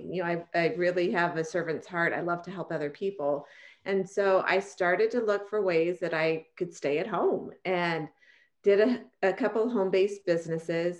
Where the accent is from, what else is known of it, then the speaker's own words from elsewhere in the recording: San Francisco Bay Area, Northern California, United States; moved away as an adult; also born or lived in Arizona; I grew up in Northern California, San Francisco Bay Area